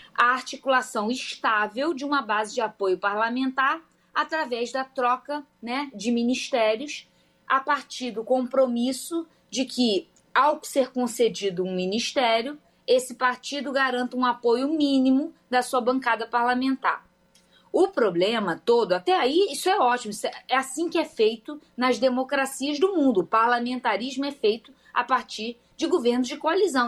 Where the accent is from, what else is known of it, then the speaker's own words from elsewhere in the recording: Rio de Janeiro, Brazil; eu sou do Rio de Janeiro